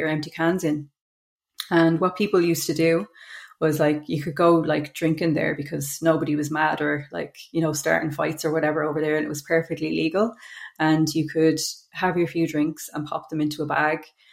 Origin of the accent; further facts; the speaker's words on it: Dublin, Leinster, Ireland; I grew up in Mofew in Coolock. I left school before leaving cert